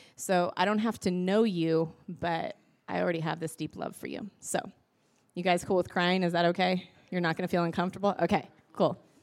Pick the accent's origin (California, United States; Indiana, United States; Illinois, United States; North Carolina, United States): California, United States; Northern; now in Vancouver, Washington, United States; Pete and I, we both grew up in Northern California